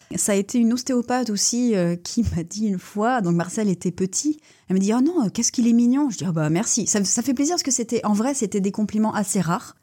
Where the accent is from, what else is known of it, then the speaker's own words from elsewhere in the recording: Rennes, Brittany, France; moved away as an adult; now in Lorient, France; je suis née à Rennes.